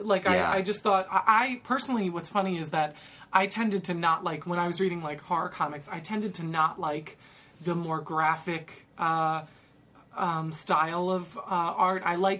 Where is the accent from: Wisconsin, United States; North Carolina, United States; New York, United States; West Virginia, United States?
New York, United States; Westchester; I'm from Westchester.